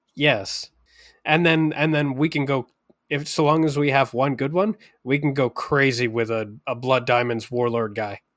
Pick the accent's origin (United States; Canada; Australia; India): Canada